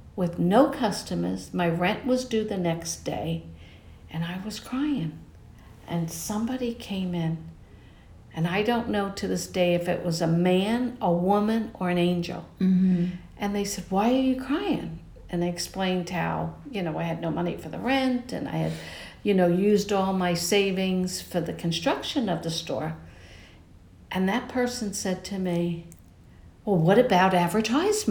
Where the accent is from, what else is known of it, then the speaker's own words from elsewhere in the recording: New York, United States; moved away as an adult; now in Tampa Bay Area, United States; I'm from New York